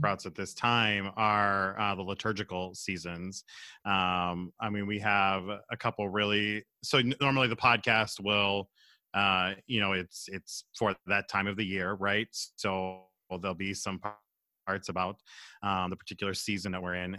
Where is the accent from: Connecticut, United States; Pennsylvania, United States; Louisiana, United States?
Pennsylvania, United States; Southwest; moved away as an adult; also born or lived in Minnesota; now in Minneapolis, United States; I'm from Pennsylvania, Southwest P A originally, uh, and moved to Minnesota in two thousand six